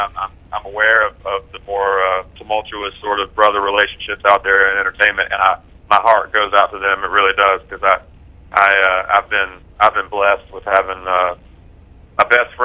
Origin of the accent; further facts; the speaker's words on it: Concord, North Carolina, United States; We grew up in Concord, North Carolina, which is a very very blue-collar place